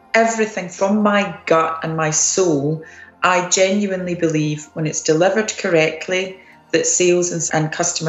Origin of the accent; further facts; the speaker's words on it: Scotland, United Kingdom; I'm Scottish